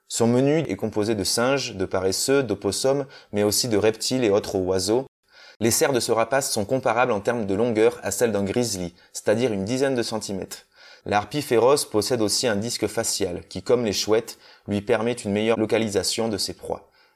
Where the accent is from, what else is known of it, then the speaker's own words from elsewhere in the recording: Corrèze, Nouvelle-Aquitaine, France; moved away; also born or lived in Toulouse; Je suis originaire de Corrèze